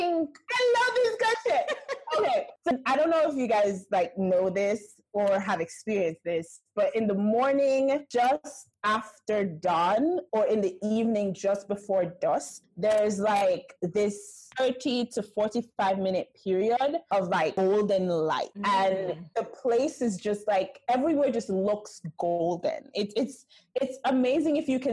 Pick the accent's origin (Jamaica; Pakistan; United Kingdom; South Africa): Jamaica; moved away as an adult; also born or lived in New York; I am Jamaican.